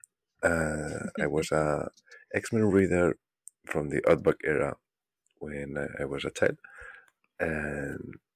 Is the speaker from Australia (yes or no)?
no; Barcelona, Catalonia, Spain; I'm … from Barcelona